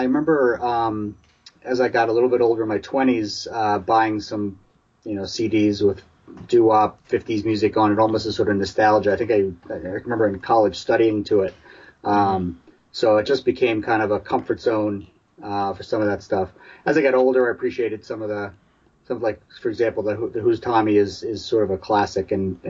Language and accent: English; New York City, New York, United States; now in Boston, United States; I grew up in New York City, so I had a little bit of a close proximity to …'s music growing up.